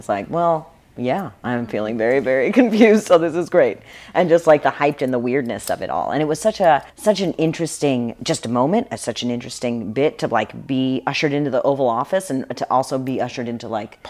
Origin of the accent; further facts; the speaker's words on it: Texas, United States; I'm an actor. And I'm from Texas.